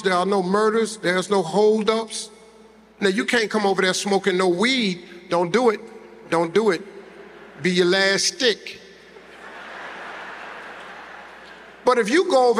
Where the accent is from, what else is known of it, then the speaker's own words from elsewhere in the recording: United States; I'm from the United States